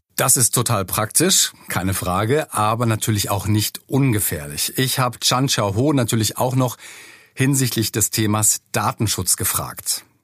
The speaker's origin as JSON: {"language": "German", "country": "Germany", "said": "bei uns in Deutschland"}